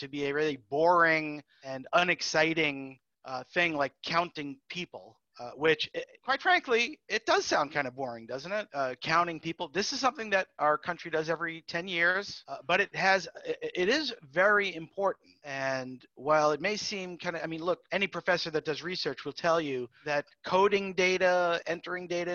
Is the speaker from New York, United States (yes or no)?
yes; New York City, New York, United States; also born or lived in Minnesota / Nacogdoches, Texas; now in Texas, United States; I'm from New York City originally